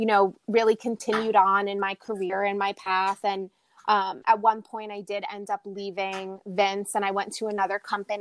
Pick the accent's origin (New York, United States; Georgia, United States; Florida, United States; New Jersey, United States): New York, United States; also born or lived in Bronx / Little Rock, Arkansas; being someone who's born and raised in New York